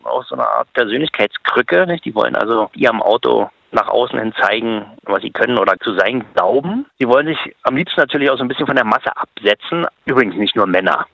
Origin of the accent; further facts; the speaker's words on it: Germany; als Deutscher